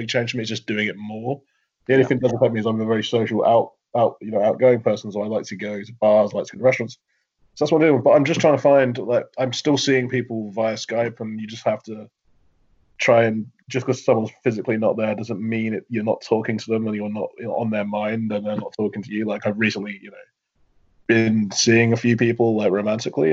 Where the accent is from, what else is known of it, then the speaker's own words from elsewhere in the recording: Milton Keynes, South East England, United Kingdom; where I was growing up in Milton Keynes